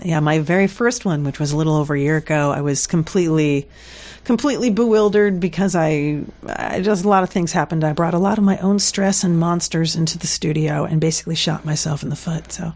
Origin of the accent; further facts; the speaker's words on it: South Carolina, United States; accent: Southern; moved away; also born or lived in New Jersey; I was born in New Jersey and then I lived in South Carolina in my language years